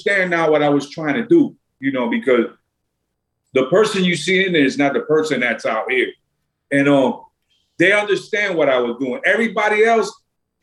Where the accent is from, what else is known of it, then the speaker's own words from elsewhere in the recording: New York City, New York, United States; Like I'm from Brooklyn. I'm from New York